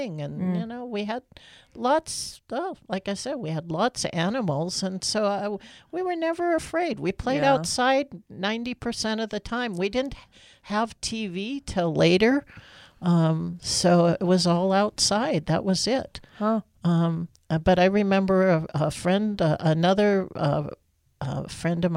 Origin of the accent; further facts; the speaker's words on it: Morony Dam, Montana, United States; moved away as an adult; also born or lived in Seattle / San Francisco; I'm from Montana with lots of space and big skies.